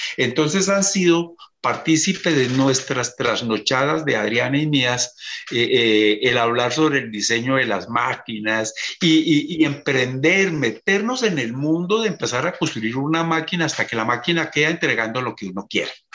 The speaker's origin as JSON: {"language": "Spanish", "country": "Colombia", "said": "como emprendedor y como agroindustrial colombiano"}